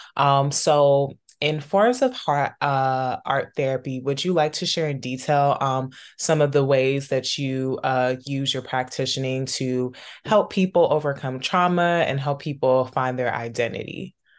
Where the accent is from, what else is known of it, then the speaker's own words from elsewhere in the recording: Maryland, DC, DC metropolitan area, United States; growing up in the Maryland, D C, Virginia area